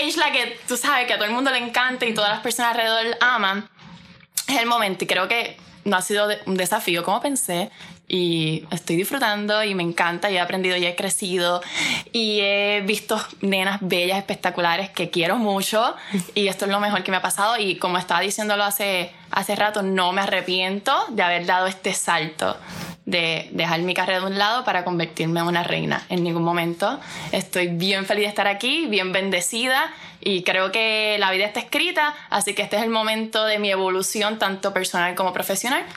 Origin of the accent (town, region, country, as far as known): Puerto Rico